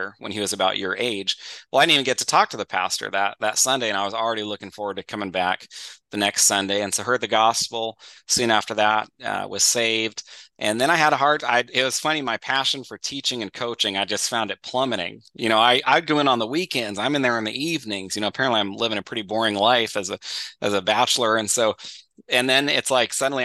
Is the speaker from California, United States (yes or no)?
yes; Northern California, United States; born or raised there; also born or lived in Florida